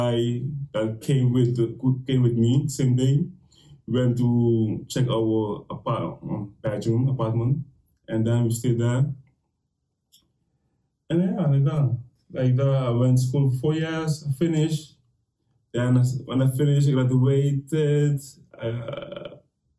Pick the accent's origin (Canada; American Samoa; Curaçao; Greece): Curaçao; English is a second language; moved away as an adult; also born or lived in Netherlands; now in England; I'm from Curacao, small island, where we have a population of 100,000 people living there.